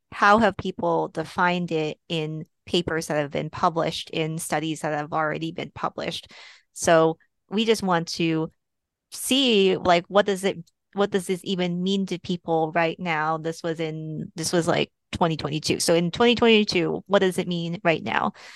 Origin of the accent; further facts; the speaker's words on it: Texas, United States; also born or lived in Portland, Oregon / Seattle, Washington; now in Boston, United States; I am originally from Texas